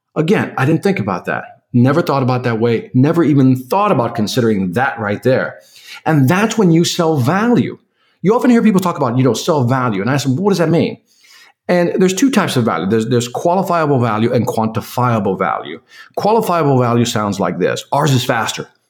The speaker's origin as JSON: {"language": "English", "town": "Chicago", "region": "Illinois", "country": "United States", "said": "I'm originally from Chicago."}